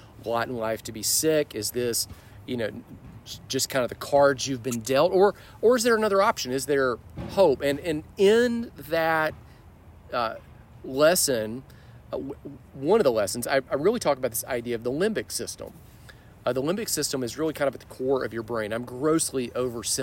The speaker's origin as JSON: {"language": "English", "town": "Birmingham", "region": "Alabama", "country": "United States", "tie": "born or raised there", "also_born_or_lived": "Texas", "said": "But around fifth grade, we moved to Birmingham"}